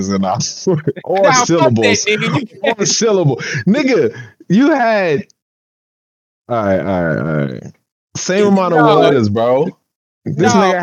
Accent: the South, United States; I'm from the South

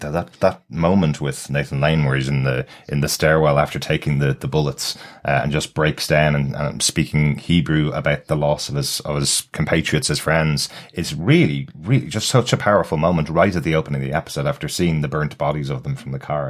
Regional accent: Ireland; as an Irish person

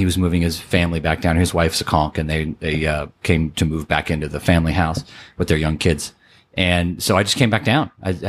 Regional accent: Fort Lauderdale, Florida, United States; also born or lived in Orlando; We grew up in Florida, in Fort Lauderdale, Orlando, and never came to Key West as a family.

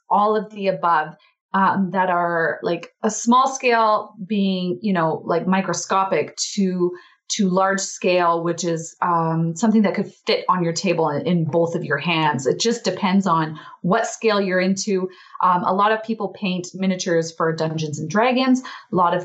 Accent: Alberta, Canada; I am from Alberta, Canada.

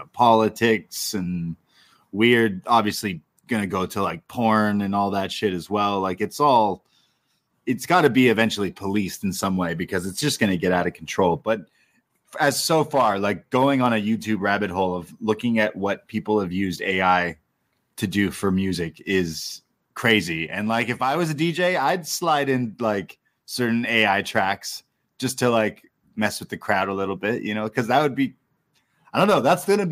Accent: Toronto, Ontario, Canada; I'm from Toronto

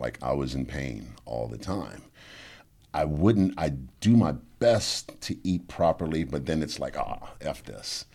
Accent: New Orleans, Louisiana, United States; I'm from New Orleans

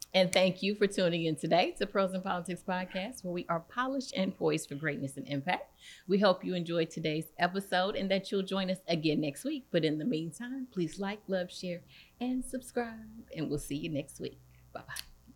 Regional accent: East St. Louis, Illinois, United States; moved away; also born or lived in Indianapolis / Champaign; I'm from East Saint Louis

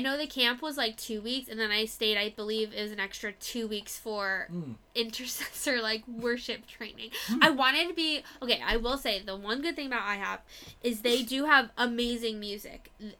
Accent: Florida, United States

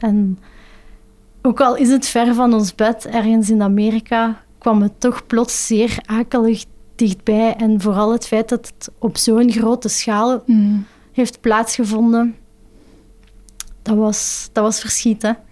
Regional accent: Flanders, Belgium; voor ons als Vlaming

